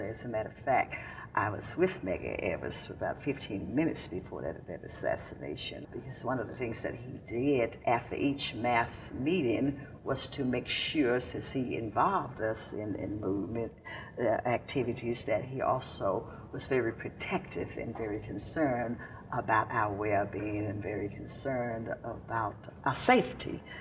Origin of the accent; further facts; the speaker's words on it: Jackson, Mississippi, United States; also born or lived in Pocahontas, Mississippi / New York; I was born and raised here in Mississippi, in a little, very small town, right up the road, a piece about nine miles from here. And I was born in a little small town called Pocahontas, Mississippi